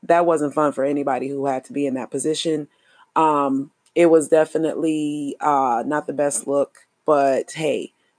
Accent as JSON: {"language": "English", "country": "United States", "said": "I am an American Black or an African American"}